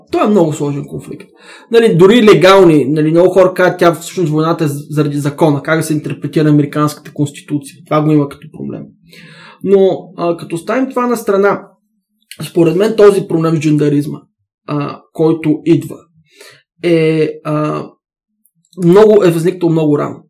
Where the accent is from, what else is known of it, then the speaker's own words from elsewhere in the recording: Bulgaria; аз съм българин, аз се идентифицирам като българин